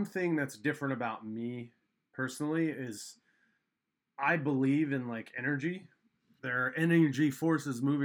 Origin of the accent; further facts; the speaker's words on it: Colorado, United States; now in Seattle, United States; I'm originally from Colorado